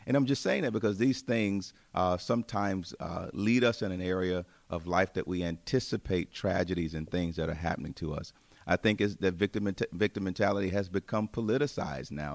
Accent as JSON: {"language": "English", "town": "Tuscaloosa", "region": "Alabama", "country": "United States", "tie": "born or raised there", "also_born_or_lived": "Chicago area", "moved": "yes", "lives_now": "Chicago, United States", "said": "I grew up in Alabama, as we mentioned before, in the city of Tuscaloosa"}